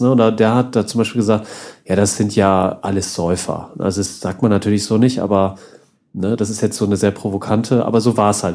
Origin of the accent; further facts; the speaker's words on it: Northern Germany, Germany; moved away; bei uns ja im Norden. Ich komme ja auch aus der Ecke, wo, bin ja irgendwann umgezogen